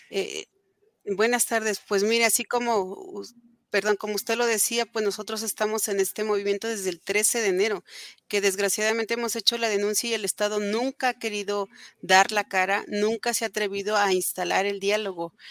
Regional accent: Atitalaquia, Hidalgo, Mexico; somos parte del Estado y ellos son los responsables de lo que está pasando aquí en Atitalaquia

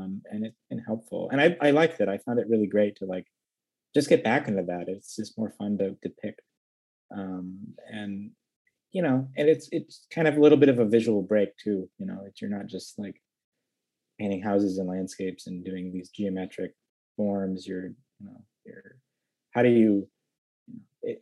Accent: Midwest, United States; growing up in the Midwest

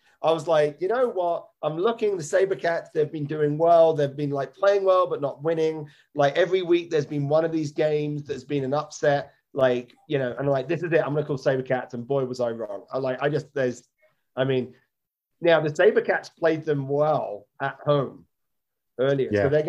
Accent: United Kingdom; I was born an American. I have a U.S. I was born in the U.K., but I had a U.S. birth certificate before I had a U.K. birth certificate.

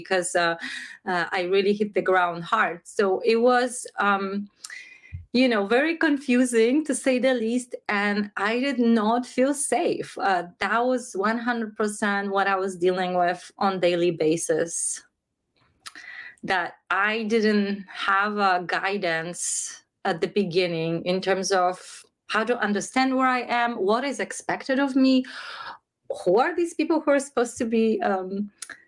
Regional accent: Krakow, Lesser Poland, Poland; I grew up in Krakow, Poland, in a religious country, in a religious family

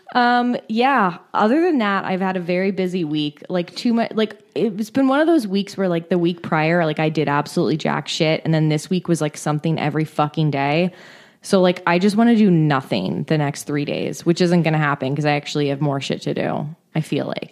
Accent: San Francisco, California, United States; I was from San Francisco

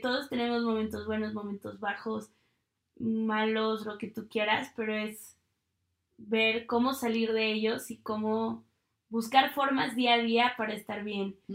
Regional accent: Mexico; moved away as an adult; also born or lived in United States

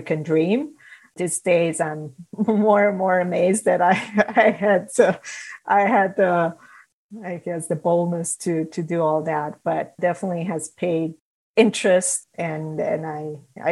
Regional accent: Romania; moved away as an adult; now in United States; So I'm originally from Romania. I grew up there.

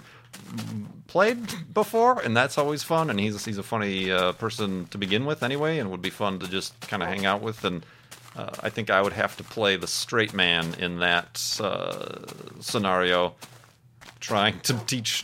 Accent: Midwest, United States; growing up in the Midwest

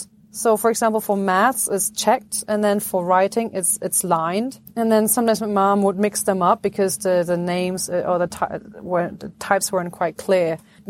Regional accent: Egypt; born there; And then I was born in Egypt. Like, why were you born in Egypt? Do you have an Egyptian passport?

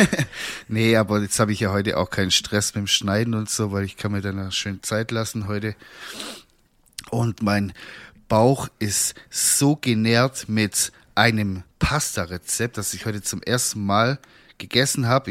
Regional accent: Swabia, Germany; ich bin halt auch ein Schwabe

